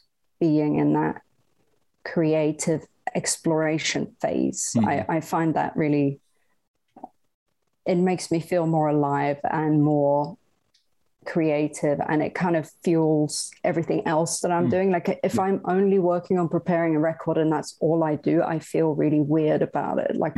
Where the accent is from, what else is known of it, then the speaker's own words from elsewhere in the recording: Bergen, Vestland, Norway; also born or lived in Southern California; now in California, United States; I'm originally from Bergen, Norway, but I live in Southern California.